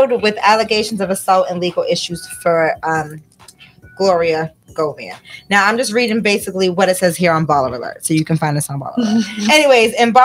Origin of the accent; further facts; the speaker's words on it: Georgia, United States; I am not a Roxbury kid. I'm from Georgia